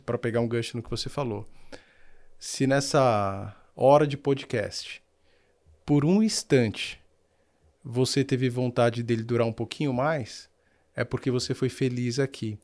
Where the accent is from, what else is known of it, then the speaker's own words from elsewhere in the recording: Brazil; Eu vivo no Brasil, eu sou brasileiro